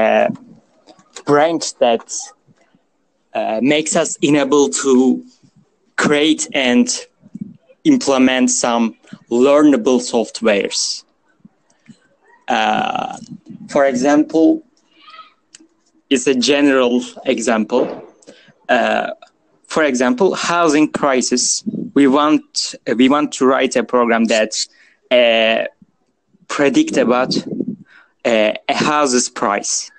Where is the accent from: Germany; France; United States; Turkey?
Turkey; I'm a student from Turkey